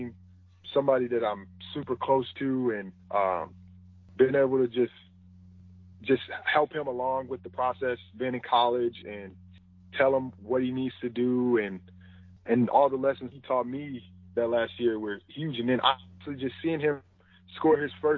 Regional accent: Wisconsin, United States; I grew up in Wisconsin

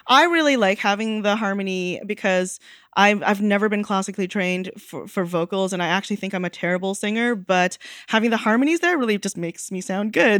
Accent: Canada; I grew up in Canada

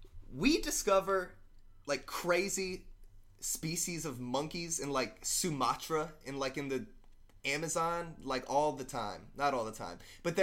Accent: Birmingham, Alabama, United States; moved away; I'm from Birmingham.

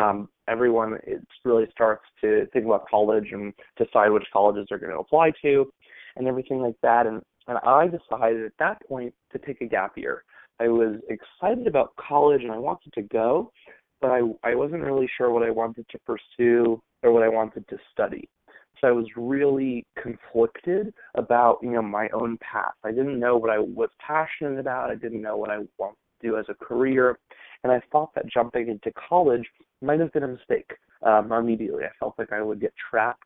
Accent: Long Island, New York, United States; I grew up in Long Island, New York

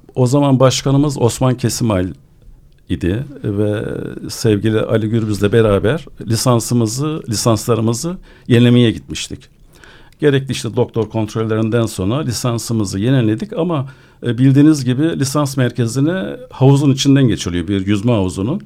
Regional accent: Adana, Turkey; born or raised there

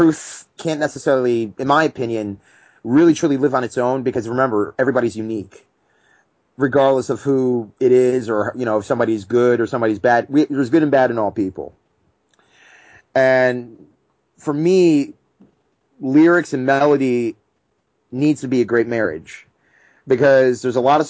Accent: New Jersey, United States; we're from Jersey

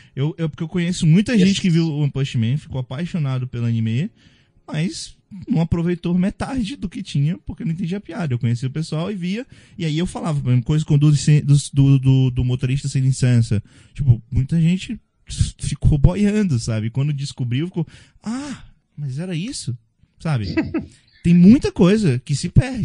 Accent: Northeast Region, Brazil; eu sou do Nordeste

